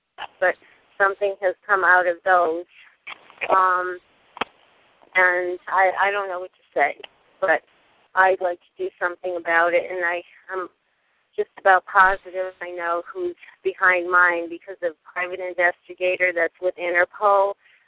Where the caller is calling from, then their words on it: California, United States; I'm calling from California